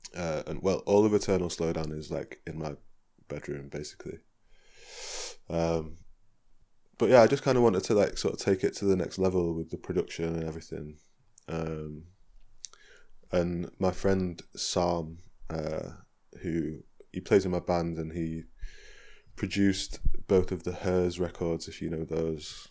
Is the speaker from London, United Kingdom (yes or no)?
no; Chesterfield, East Midlands, United Kingdom; I'm from Chesterfield